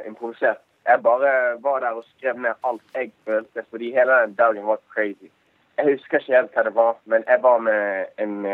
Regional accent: Bergen, Vestland, Norway; Jeg er fra Bergen.

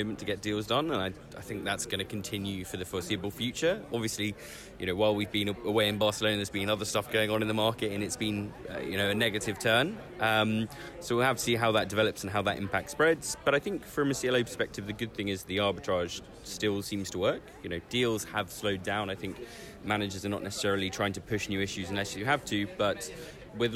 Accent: United Kingdom; I'm incredibly British

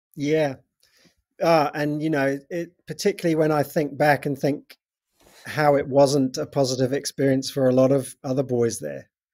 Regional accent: England, United Kingdom; moved away as an adult; also born or lived in North Devon; now in New Zealand; I'm originally from England, from, in the U K. Um, I've been in New Zealand for twenty-five years now.

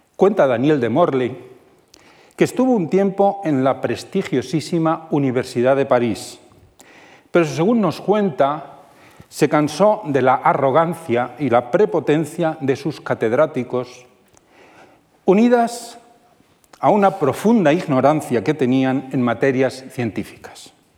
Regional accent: Toledo, Castilla-La Mancha, Spain; siendo toledano como soy

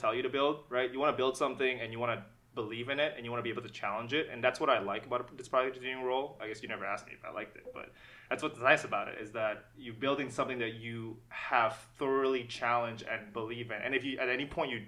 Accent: Jakarta, Indonesia; moved away as an adult; now in Canada; I was born in Jakarta. I was born and raised, and I stayed in Jakarta

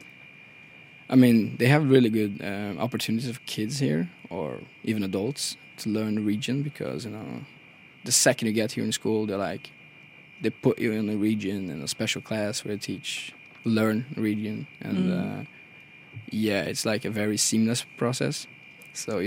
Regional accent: Rio de Janeiro, Brazil; now in Norway; I'm from Brazil, Rio de Janeiro.

